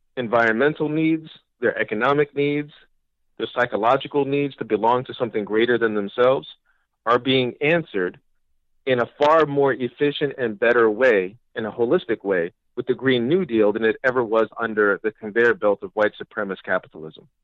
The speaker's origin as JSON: {"language": "English", "town": "New York City", "region": "New York", "country": "United States", "said": "I'm a New Yorker and I was here during 9 11."}